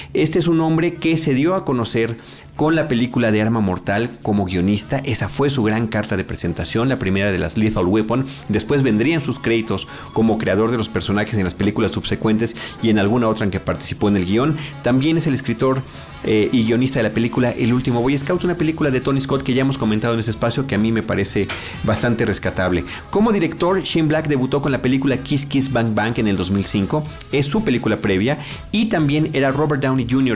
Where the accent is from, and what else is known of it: Mexico